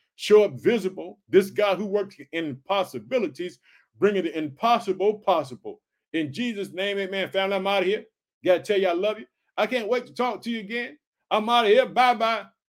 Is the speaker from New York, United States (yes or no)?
no; Illinois, United States; born or raised there